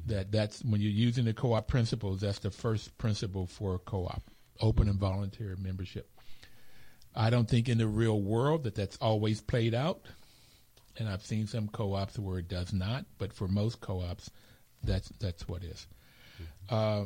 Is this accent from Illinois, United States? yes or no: no; Bluefield, West Virginia, United States; now in Washington, D.C., United States; I grew up in Bluefield, West Virginia